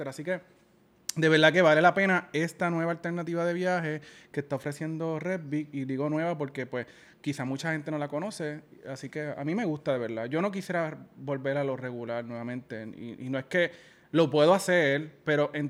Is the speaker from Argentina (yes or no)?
no; Yabucoa, Puerto Rico; No, mentira, que en mi pueblo